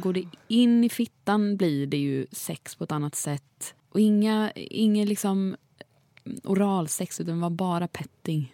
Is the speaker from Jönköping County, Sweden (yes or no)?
yes; Jönköping, Jönköping County, Sweden; jag är från Jönköping